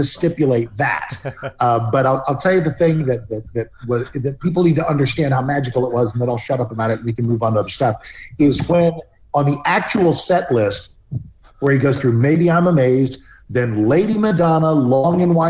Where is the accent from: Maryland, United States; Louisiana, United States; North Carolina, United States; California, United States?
Maryland, United States; Maryland suburbs of Washington D.C., United States; I'm living in the Maryland suburbs of Washington D.C.